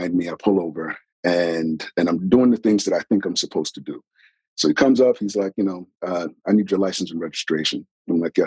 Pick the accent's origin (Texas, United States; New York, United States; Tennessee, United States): New York, United States; I'm originally from New York